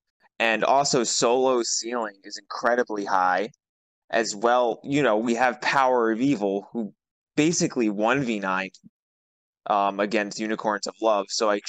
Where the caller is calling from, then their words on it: New York, United States; also born or lived in New Jersey; I'm calling from New Jersey currently. New Jersey. I usually am in Queens.